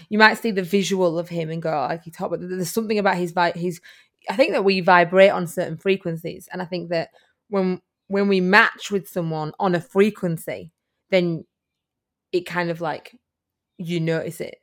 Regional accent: United Kingdom; now in Australia; as you can hear by my accent, I am from the U K.

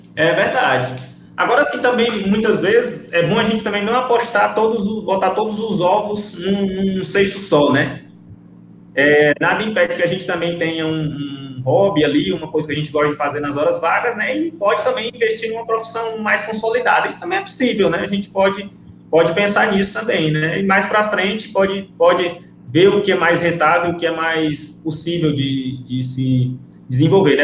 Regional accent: Ceará, Brazil; moved away as an adult; also born or lived in Rio Branco, Acre; now in Acre, Brazil; sou cearense

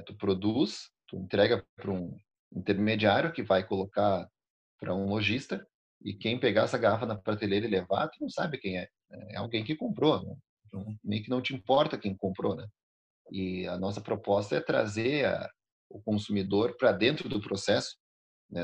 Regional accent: Alegrete, Rio Grande do Sul, Brazil; moved away as an adult; now in Bento Gonçalves, Brazil; eu não nasci aqui em Bento Gonçalves, eu nasci no Alegrete, na fronteira do Rio Grande do Sul com a Argentina

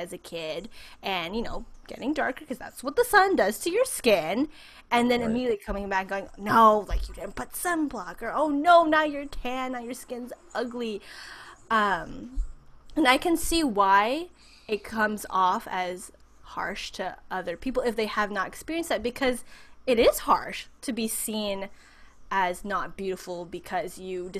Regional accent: San Francisco Bay Area, California, United States; as a Filipina growing up in the United States

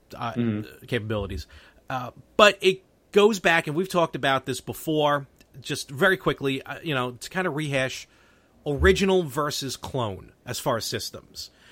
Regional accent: New York City, New York, United States; me and Anthony, we grew up in Brooklyn

